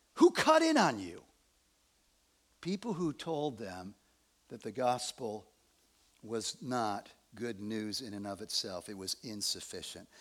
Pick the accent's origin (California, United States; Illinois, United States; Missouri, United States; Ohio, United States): Illinois, United States; Evanston; I was born in Evanston, Illinois